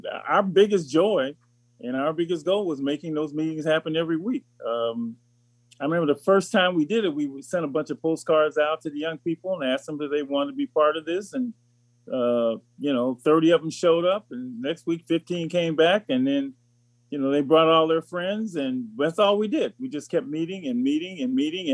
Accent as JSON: {"language": "English", "town": "Los Angeles", "region": "California", "country": "United States", "tie": "born or raised there", "said": "I grew up in Los Angeles"}